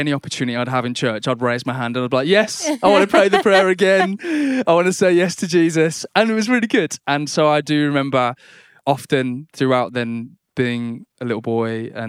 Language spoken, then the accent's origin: English; Birmingham, West Midlands, United Kingdom; They were of the church I grew up in Silly Oak in Birmingham.